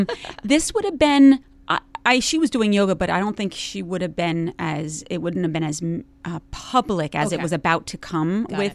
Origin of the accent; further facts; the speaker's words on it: New Jersey, United States; accent: thick; I'm from Jersey, and it's like this stuff never happened to me.